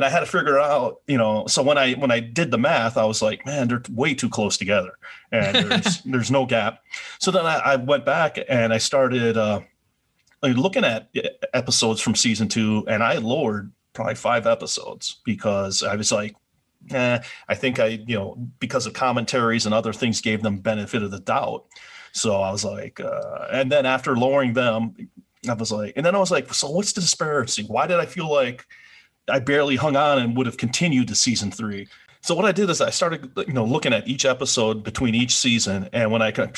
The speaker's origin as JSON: {"language": "English", "region": "Wisconsin", "country": "United States", "tie": "born or raised there", "said": "I grew up in Wisconsin"}